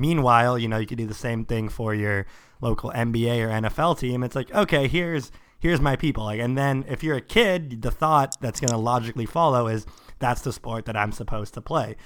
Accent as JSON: {"language": "English", "town": "Sammamish", "region": "Washington", "country": "United States", "tie": "born or raised there", "said": "I grew up in Sammamish"}